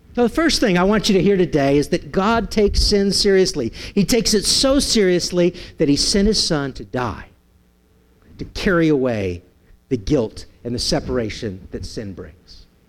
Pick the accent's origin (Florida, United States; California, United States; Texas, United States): California, United States; San Francisco; growing up in San Francisco